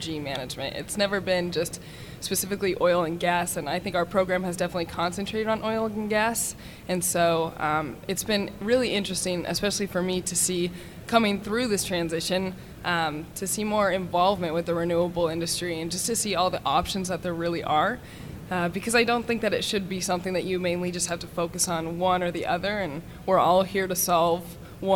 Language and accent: English; Pueblo, Colorado, United States; I'm originally from Pueblo, Colorado.